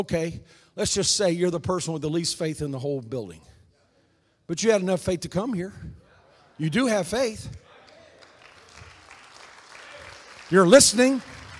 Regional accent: South Korea; I was raised in Korea. My parents were missionaries there.

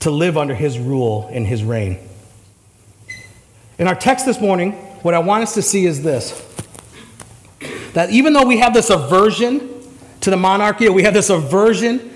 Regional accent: United States; as an American

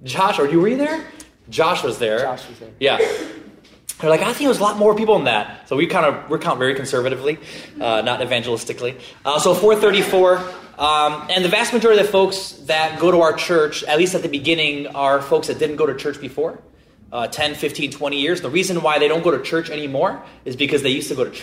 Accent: Midwest, United States; now in Irvine, United States; we're originally from the Midwest

